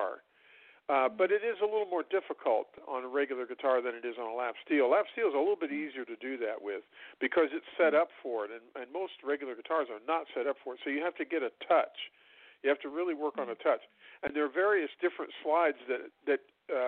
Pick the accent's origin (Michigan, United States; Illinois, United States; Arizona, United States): Illinois, United States; I grew up in Illinois, and a lot of the stuff we listened to was bluegrass and Appalachian mountain music